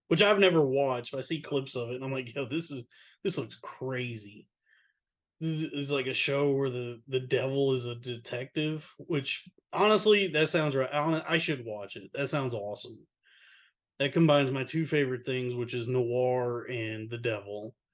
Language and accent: English; the South, United States; Like growing up in the South, it was like that was all you ever drank was either sweet tea or Coca-Cola before they found out it was bad for you.